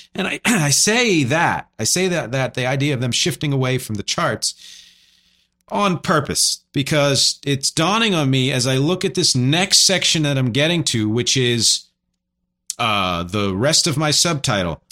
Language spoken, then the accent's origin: English; Philadelphia, Pennsylvania, United States; I'm from Philly